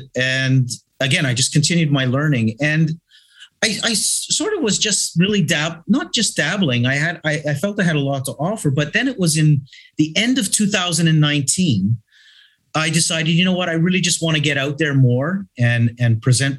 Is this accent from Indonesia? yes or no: no; Toronto, Ontario, Canada; now in Malta; I am originally from Toronto, Canada, but I have been here for 42 years.